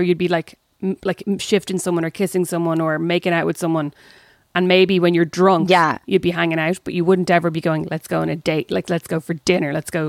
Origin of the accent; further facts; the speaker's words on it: Kildare, Leinster, Ireland; I grew up in Kildare, so I wasn't Academy adjacent.